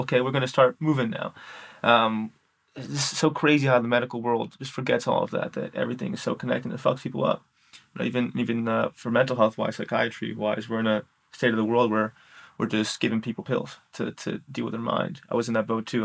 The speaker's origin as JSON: {"language": "English", "town": "New York City", "region": "New York", "country": "United States", "moved": "yes", "said": "I'm from New York City"}